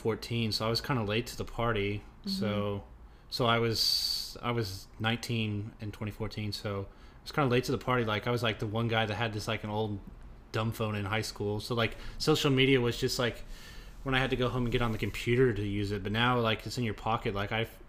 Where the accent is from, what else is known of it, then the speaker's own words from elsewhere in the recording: Indianapolis, Indiana, United States; I'm from Indianapolis